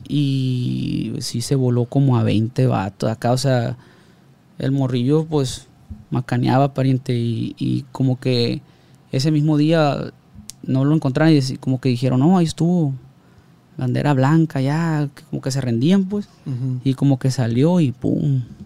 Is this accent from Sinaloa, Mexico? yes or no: yes; Ruiz Cortines, Sinaloa, Mexico; de donde yo soy, de, de, de Ruiz Cortines